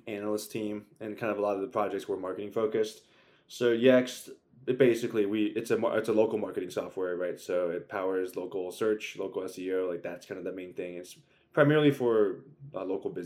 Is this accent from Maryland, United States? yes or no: yes; Maryland, United States; moved away as an adult; also born or lived in Virginia; now in New York, United States; I'm from Maryland